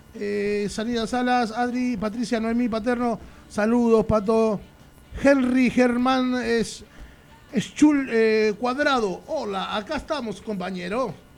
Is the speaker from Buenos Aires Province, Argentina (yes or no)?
yes; Lomas de Zamora, Buenos Aires Province, Argentina; somos de Loma de Zamora y cada vez que vamos a una provincia, a un canal, a un país, siempre decimos que venimos de la cultura de Loma de Zamora